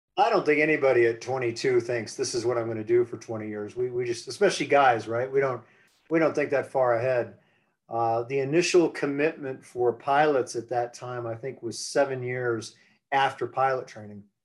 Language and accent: English; United States; moved away as an adult; I grew up on the East Coast, on the uh, around the Chesapeake Bay